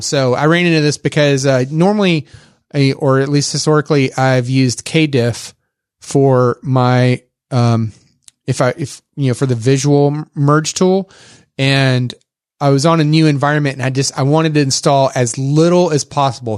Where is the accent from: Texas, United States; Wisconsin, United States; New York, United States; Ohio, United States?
Texas, United States; accent: Texas; my Texas accent